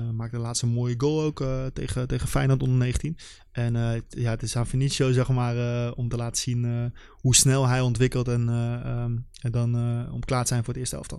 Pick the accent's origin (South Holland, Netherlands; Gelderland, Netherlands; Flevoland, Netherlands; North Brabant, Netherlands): Gelderland, Netherlands; Nijmegen; voor ons als Nijmegenaar